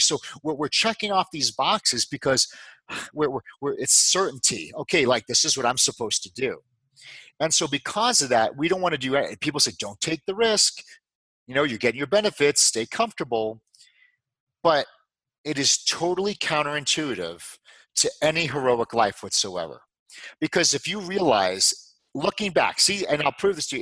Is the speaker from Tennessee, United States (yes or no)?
no; New York, United States; moved away as an adult; also born or lived in Dallas, Texas / Houston, Texas; I'm from New York